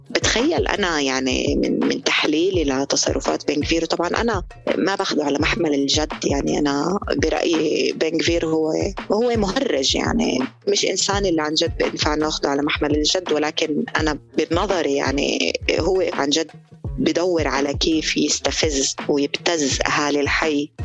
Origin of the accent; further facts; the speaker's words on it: Palestine; إحنا كفلسطينيين